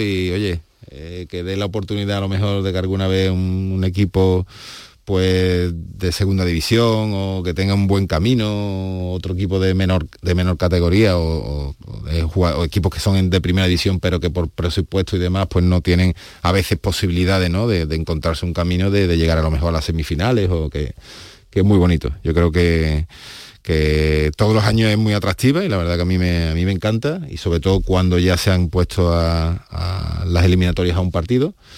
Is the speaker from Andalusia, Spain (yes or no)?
yes; Seville, Andalusia, Spain; como sevillanos